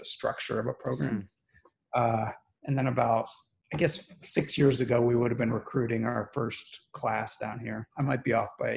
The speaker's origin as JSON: {"language": "English", "area": "back home to Columbus", "region": "Midwest", "country": "United States", "tie": "born or raised there", "also_born_or_lived": "Baltimore / Washington, District of Columbia, United States", "moved": "as an adult", "lives_now": "Houston, United States", "said": "Growing up in the Midwest, training on the East Coast"}